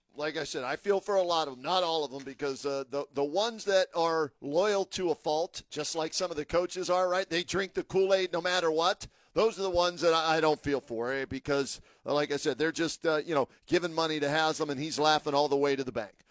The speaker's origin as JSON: {"language": "English", "town": "Pittsburgh", "region": "Pennsylvania", "country": "United States", "moved": "yes", "lives_now": "Ohio, United States", "said": "I'm originally from Pittsburgh"}